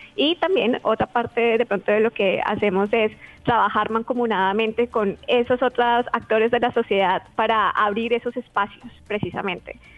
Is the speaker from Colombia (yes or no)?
yes; Colombia; soy colombiana